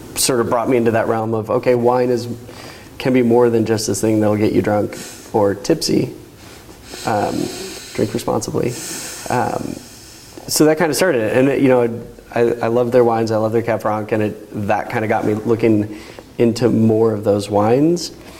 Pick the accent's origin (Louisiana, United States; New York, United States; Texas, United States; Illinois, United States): Illinois, United States; Chicago; now in Oregon, United States; I grew up in Chicago.